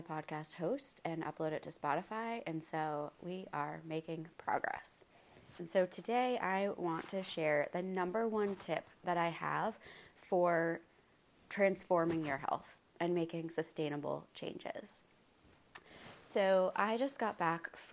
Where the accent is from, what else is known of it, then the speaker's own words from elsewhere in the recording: Maine, United States; now in North Carolina, United States; I am from Maine